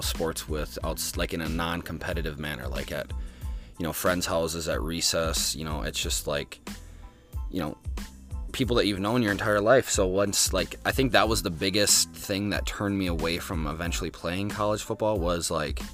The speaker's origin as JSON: {"language": "English", "town": "Baraboo", "region": "Wisconsin", "country": "United States", "tie": "born or raised there", "also_born_or_lived": "Lake Delton, Wisconsin", "said": "I was born in Baraboo, Wisconsin, the 29th"}